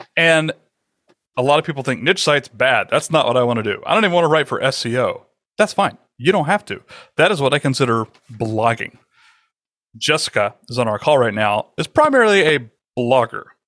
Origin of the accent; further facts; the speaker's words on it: the South, United States; I'm from the South